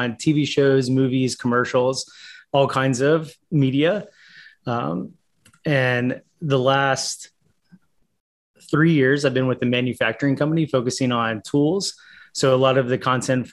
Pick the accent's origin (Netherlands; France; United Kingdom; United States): United States; Charlotte, North Carolina; from Charlotte, North Carolina, born and raised here in Charlotte